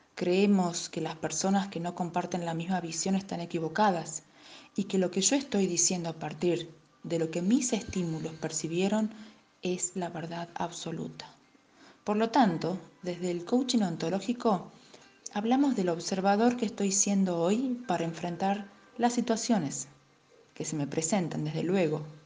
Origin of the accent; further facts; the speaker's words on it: Tucumán, Argentina; soy de Argentina, Tucumán